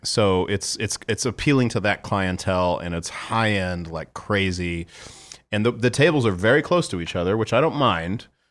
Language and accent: English; San Antonio, Texas, United States; we're from San Antonio